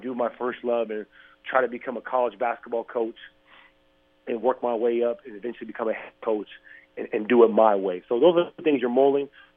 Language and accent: English; San Diego, California, United States; moved away as an adult; now in Arizona, United States; as a person growing up in San Diego